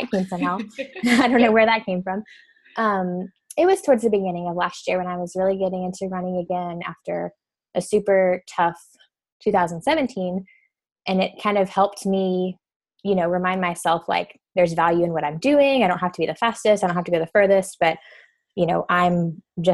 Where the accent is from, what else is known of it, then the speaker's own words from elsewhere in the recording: Birmingham, Alabama, United States; also born or lived in Mobile, Alabama; now in Huntsville, United States; So I'm originally from Mobile, Alabama. I grew up in Birmingham